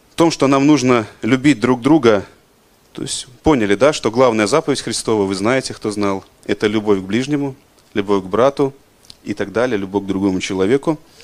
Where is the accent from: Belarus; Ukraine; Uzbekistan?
Belarus; мы, белорусы